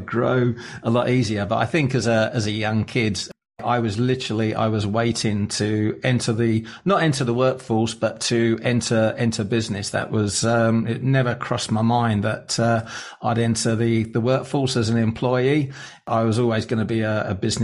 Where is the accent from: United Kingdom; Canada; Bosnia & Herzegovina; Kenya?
United Kingdom; England; I grew up in England, just outside London.